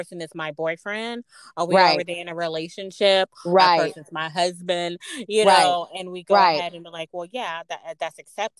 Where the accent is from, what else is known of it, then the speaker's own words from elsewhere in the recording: the South, United States; I was born and raised in the South